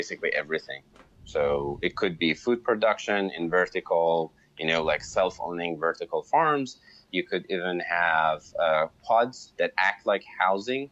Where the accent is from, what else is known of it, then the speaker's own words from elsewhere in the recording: Iran; moved away; I'm Iranian, I'm from Iran